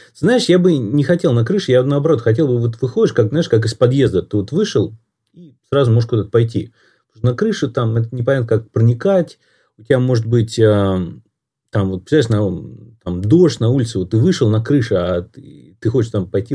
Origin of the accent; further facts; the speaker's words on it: Moscow, Russia; я вырос в Москве